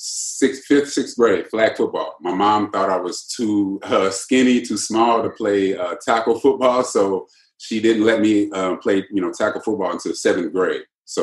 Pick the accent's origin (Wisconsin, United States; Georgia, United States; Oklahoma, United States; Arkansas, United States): Arkansas, United States; Diaz; moved away as an adult; also born or lived in Newport, Arkansas; now in Miami, United States; I went to school in Newport, but I live in Diaz, Arkansas, which is just 2 minutes across the tracks.